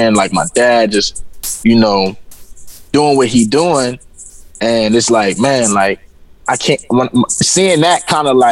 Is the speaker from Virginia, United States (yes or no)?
yes; Virginia, United States; moved away as an adult; also born or lived in Florida; I'm actually from Virginia